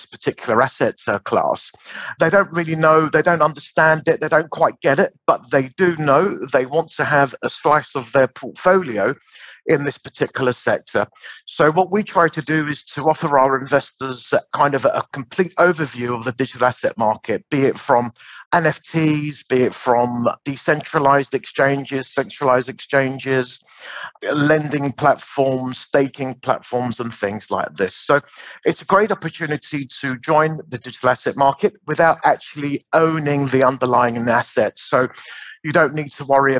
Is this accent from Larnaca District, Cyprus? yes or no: yes; Larnaca, Larnaca District, Cyprus; Larnaca, which is my hometown here in Cyprus